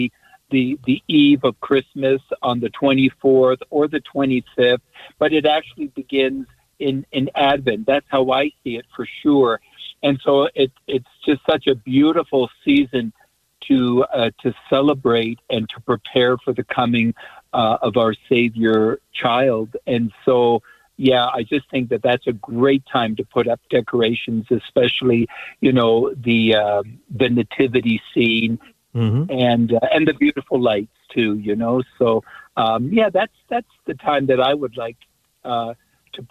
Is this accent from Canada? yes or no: yes; Canada; I'm actually from Canada.